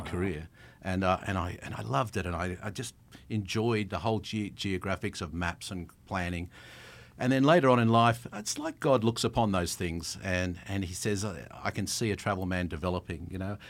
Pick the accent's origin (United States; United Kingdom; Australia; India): Australia; accent: Australian; my Australian accent